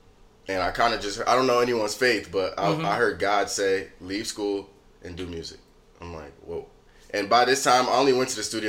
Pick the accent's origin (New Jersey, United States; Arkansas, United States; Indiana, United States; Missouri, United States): New Jersey, United States; Hillside; I'm just a Jersey kid. I'm from Hillside, New Jersey.